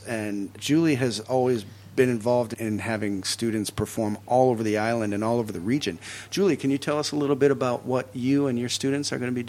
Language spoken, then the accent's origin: English; United States; moved away; I, as an outsider, I'm an American.